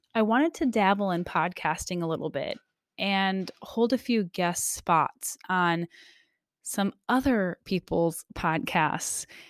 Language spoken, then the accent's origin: English; Michigan, United States; now in Alaska, United States; I was, um, born and raised in Michigan most of my life. However, I have officially been an Alaska resident more than half of my life.